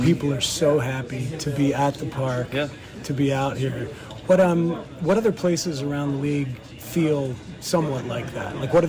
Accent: New Jersey, United States; I grew up in Jersey, and I used to deliver ice to the Flemington Fair in Flemington, New Jersey.

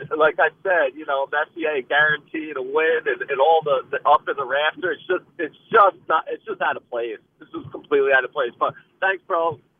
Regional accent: New York, United States; Yeah, and there's nothing better, you know, it happening in New York, being a New Yorker.

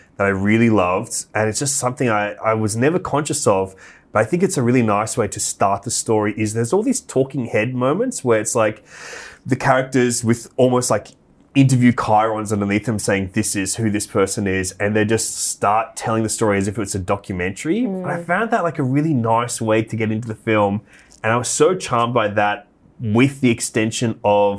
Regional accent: Australia; as an Australian

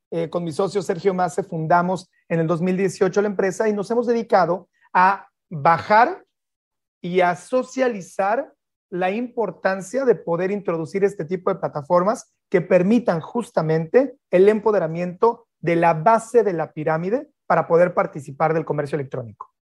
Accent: Mexico; moved away as an adult; yo soy mexicano

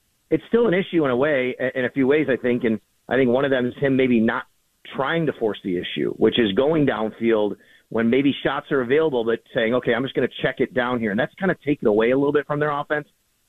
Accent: Buffalo, New York, United States; So I grew up in the I grew up here in Buffalo, and, you know, Bills fan when I was a kid.

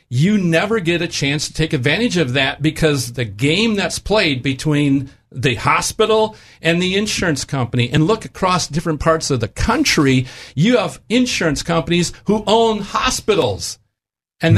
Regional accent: Wisconsin, United States; moved away; my home state of Wisconsin

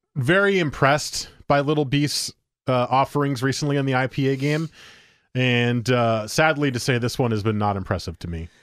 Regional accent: Beaverton, Oregon, United States; I was from Beaverton

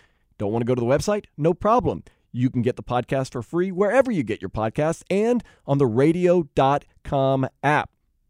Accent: New Orleans, Louisiana, United States; moved away; my hometown of New Orleans.

